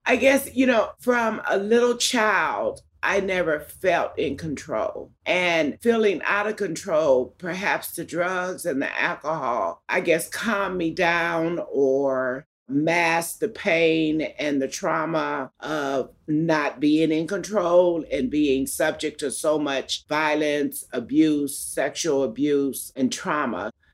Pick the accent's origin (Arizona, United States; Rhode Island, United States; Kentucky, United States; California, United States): California, United States; Los Angeles; I was born in Los Angeles County, in East Los Angeles.